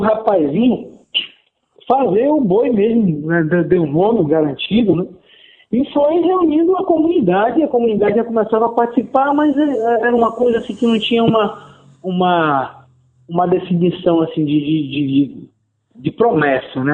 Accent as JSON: {"language": "Portuguese", "town": "Manaus", "region": "Amazonas", "country": "Brazil", "lives_now": "Parintins, Brazil", "said": "eu sou de Manaus, capital do estado do Amazonas"}